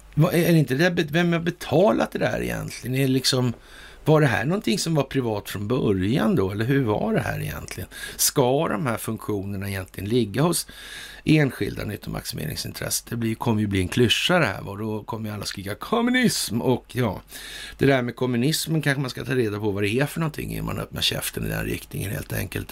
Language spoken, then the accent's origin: Swedish; Sweden; som svensk